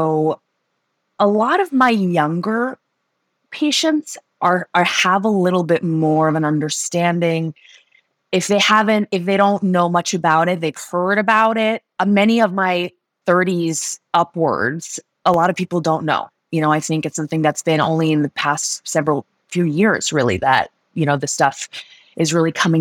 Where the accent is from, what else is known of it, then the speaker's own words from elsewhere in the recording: London, United Kingdom; moved away as an adult; also born or lived in Switzerland; now in United States; I grew up in London. I grew up in Switzerland. I grew up in London, actually